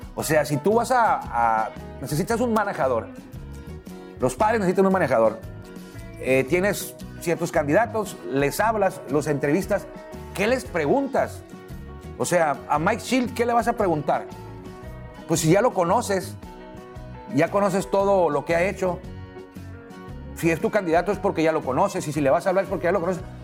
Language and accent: Spanish; Mexico; somos mexicanos